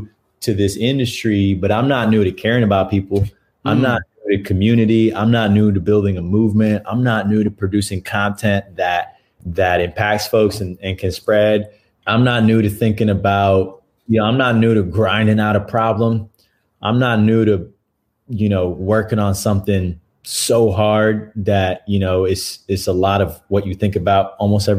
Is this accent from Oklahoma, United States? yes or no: no; New York, United States; moved away as an adult; now in Austin, United States; I'm born and bred in New York, and I'm in Austin, Texas right now